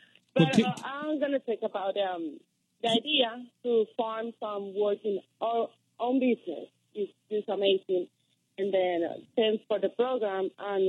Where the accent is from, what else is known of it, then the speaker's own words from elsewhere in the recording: Colombia; English is a second language; moved away; I'm Latina, African descendant, but Latina from Colombia. Then that's why my accent.